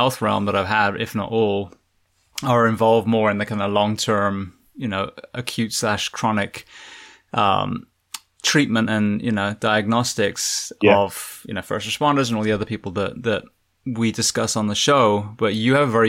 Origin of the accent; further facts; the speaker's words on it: Bath, South West England, United Kingdom; I grew up in Bath